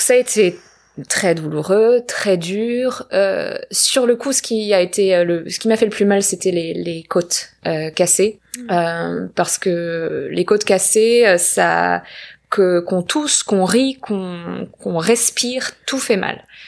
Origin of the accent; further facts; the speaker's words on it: small town near Marseille, Provence-Alpes-Côte d'Azur, France; also born or lived in Paris / London; now in Los Angeles, United States; j'habite à Los Angeles depuis quelques années, mais je viens du sud de la France, euh, petite ville à côté de Marseille